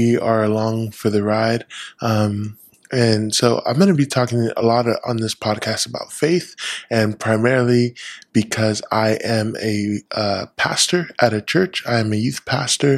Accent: California, United States; moved away as an adult; now in Washington, United States; I was born and raised in California for the first 20 something years of my life, lived there. I'm a California boy through and through

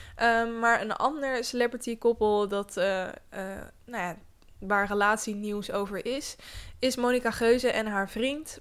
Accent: Netherlands; wij Nederlanders

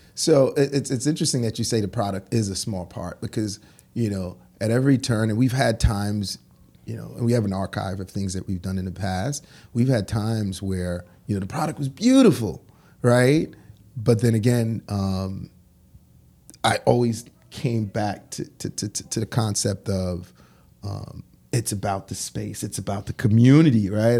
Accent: New York City, New York, United States; also born or lived in Haiti; I grew up in Crown Heights, and I went to Brooklyn Tech

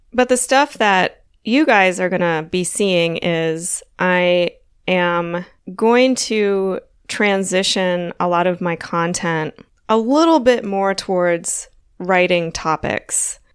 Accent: Wilmington, Delaware, United States; moved away; also born or lived in Florida; I grew up in Wilmington, Delaware

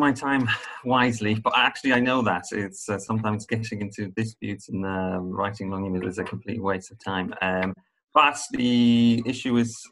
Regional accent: Poland; moved away as an adult; also born or lived in Ireland; I come from Poland

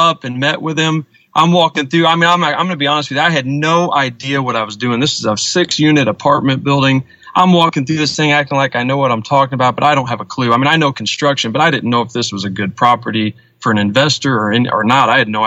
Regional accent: St. Louis, Missouri, United States; now in Girard, United States; I grew up in St. Louis, and my dad moved us back to our hometown of Girard, Illinois, which is really close to Springfield, and I've lived here since I was 18

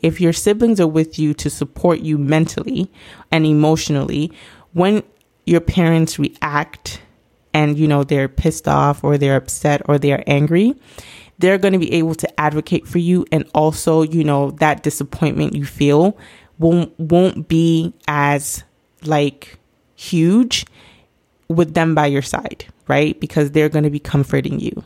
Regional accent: Nigeria; me being Nigerian myself

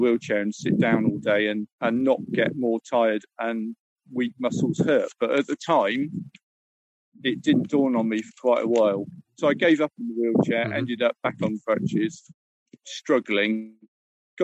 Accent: Plymouth, South West England, United Kingdom; moved away as an adult; also born or lived in Cyprus; now in Paignton, United Kingdom; And then we moved back to Devon. I'm from Plymouth originally.

